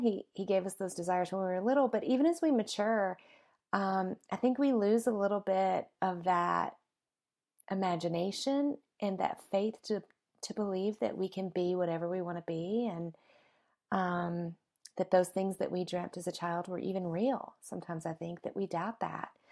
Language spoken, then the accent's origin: English; the South, United States; moved away as an adult; now in Colorado, United States; my hometown in the South, and I haven't been in about a year, and whenever I go back, it, it gets very, like, all the memories come flooding back, right, from when I was little and, you know, just growing up there